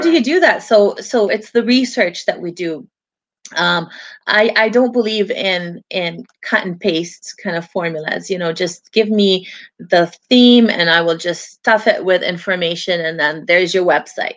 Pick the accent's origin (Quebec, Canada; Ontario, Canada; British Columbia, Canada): British Columbia, Canada; Vancouver; also born or lived in Lebanon; I grew up here in Vancouver. It has been my home all my life